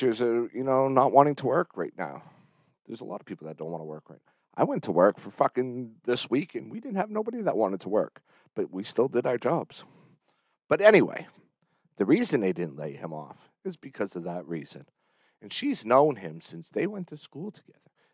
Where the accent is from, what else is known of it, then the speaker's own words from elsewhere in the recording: Berlin, New Hampshire, United States; this is my hometown. Welcome to Berlin, New Hampshire.